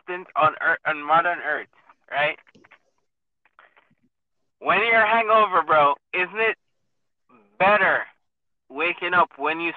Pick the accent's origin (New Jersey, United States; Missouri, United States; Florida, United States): Florida, United States; Orlando